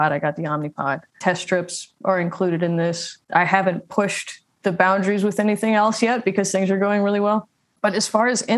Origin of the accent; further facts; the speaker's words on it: St. Louis, Missouri, United States; moved away as an adult; now in Nashville, United States; I am from St. Louis and I moved to Nashville in 2018.